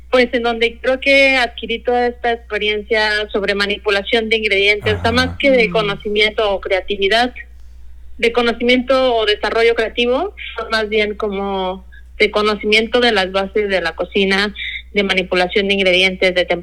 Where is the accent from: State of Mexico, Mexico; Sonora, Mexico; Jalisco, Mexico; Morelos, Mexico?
Jalisco, Mexico; Guadalajara; yo soy tapatía, soy de aquí de ah, Guadalajara, Jalisco, y tengo 29 años ahorita, recién cumplido.